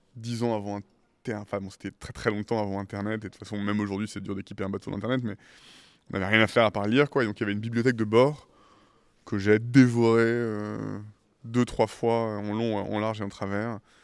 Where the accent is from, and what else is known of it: Île de Ré, Nouvelle-Aquitaine, France; born or raised there; also born or lived in Paris / Caribbean / California, United States